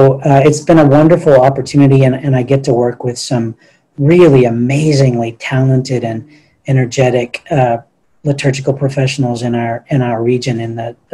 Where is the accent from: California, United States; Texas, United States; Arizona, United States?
Texas, United States; Diocese of Beaumont; moved away as an adult; now in Houston, United States; I'm originally from the Diocese of Beaumont, but I came to Houston to go to college at the University of Houston